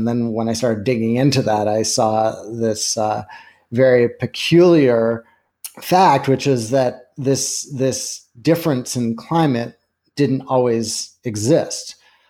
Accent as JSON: {"language": "English", "country": "Canada", "tie": "born or raised there", "lives_now": "United States", "said": "I grew up in Canada, but have lived in the States for a long time."}